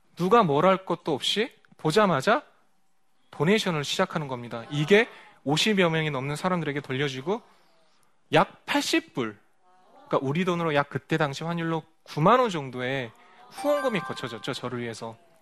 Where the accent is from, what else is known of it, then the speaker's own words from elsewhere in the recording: South Korea; moved away as an adult; 제 고향 한국에 돌아와서